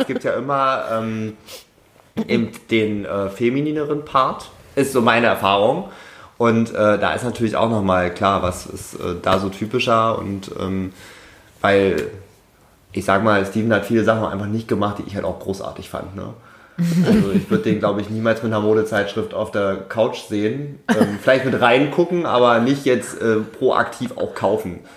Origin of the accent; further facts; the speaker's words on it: Saxony-Anhalt, Germany; now in Stuttgart, Germany; Sachsen-Anhalt ist ein sehr langweiliges Bundesland